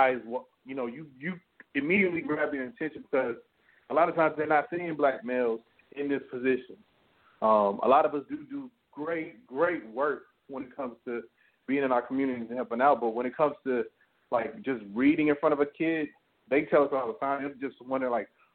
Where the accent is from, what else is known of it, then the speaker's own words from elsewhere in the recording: Leighton, Alabama, United States; I've been passing out books in my hometown of Leeton, Alabama for over, like I said, maybe about 10 years now.